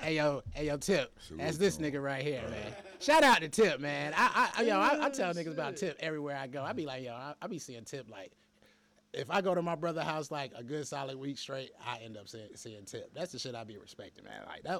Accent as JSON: {"language": "English", "town": "Hinesville", "region": "Georgia", "country": "United States", "tie": "born there", "also_born_or_lived": "New York", "said": "I was born in Hinesville."}